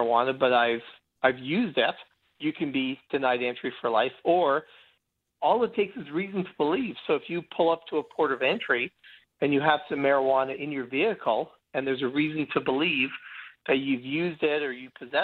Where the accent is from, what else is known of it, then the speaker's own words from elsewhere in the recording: Canada; I'm Canadian like him, but I practice immigration law.